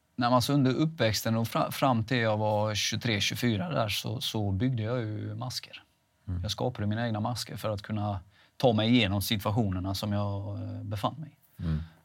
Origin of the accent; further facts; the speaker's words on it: Veinge, Halland County, Sweden; also born or lived in Halmstad / Laholm; Veinge är ju där jag kommer ifrån